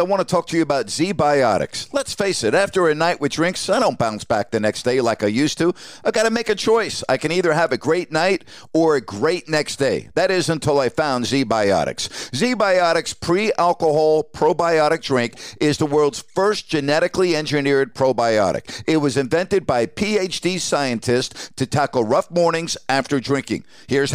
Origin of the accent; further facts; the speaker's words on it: New York, United States; as a kid growing up in New York